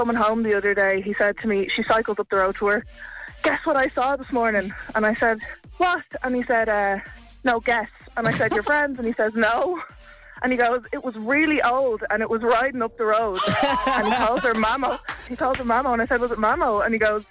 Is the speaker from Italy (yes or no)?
no; Dublin, Leinster, Ireland; now in Ballymun, Ireland; I'm from Fairview and I live in Ballymun.